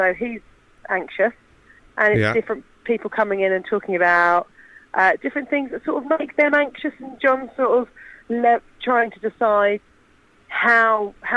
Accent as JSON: {"language": "English", "town": "Portsmouth", "region": "South East England", "country": "United Kingdom", "tie": "born or raised there", "said": "Portsmouth after that, which is my hometown."}